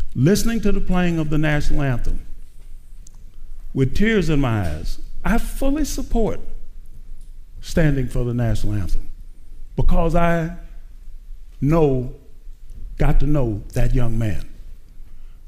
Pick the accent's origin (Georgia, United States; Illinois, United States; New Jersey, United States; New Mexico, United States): Illinois, United States; East St. Louis; I was raised in East St. Louis